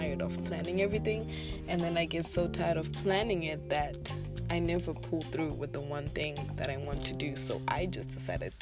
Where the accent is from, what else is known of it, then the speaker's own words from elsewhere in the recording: Zimbabwe; I am from Zimbabwe